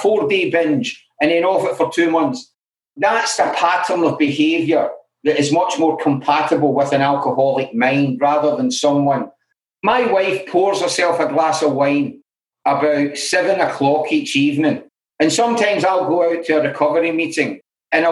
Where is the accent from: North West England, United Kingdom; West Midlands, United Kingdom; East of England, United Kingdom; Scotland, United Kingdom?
Scotland, United Kingdom; Glasgow; I grew up in Glasgow